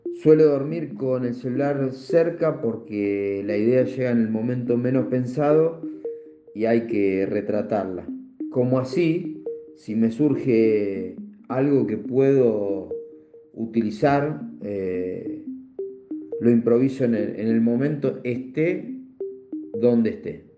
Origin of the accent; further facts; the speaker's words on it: Comandante Nicanor Otamendi, Buenos Aires Province, Argentina; moved away as an adult; also born or lived in Asunción, Paraguay; now in Bolivia; mi pueblo, comandante Nicanor Tamendi